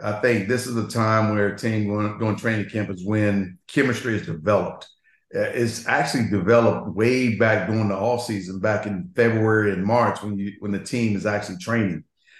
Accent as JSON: {"language": "English", "region": "Florida", "country": "United States", "said": "we both are from the South. Jerry's from obviously Mississippi, and I'm from Florida."}